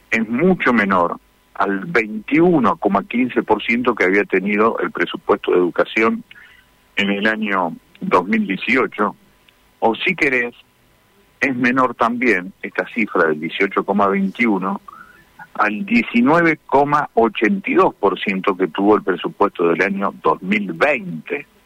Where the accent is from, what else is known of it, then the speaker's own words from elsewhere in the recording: Las Toscas, Santa Fe, Argentina; en realidad en toda la provincia, vengo de las Toscas, en el norte de la provincia, está muy lastimada la realidad social.